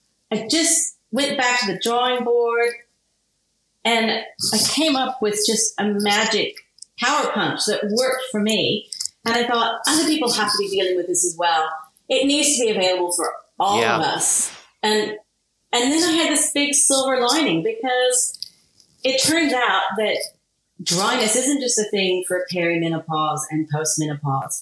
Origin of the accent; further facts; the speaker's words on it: Kansas, United States; moved away as an adult; also born or lived in Sydney, Australia; now in Australia; I was born and raised in Kansas